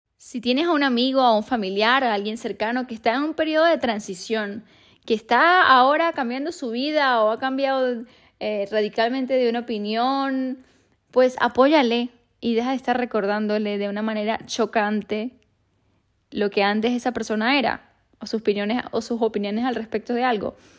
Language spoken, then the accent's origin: Spanish; Venezuela; moved away; cuando vivía en mi país, en Venezuela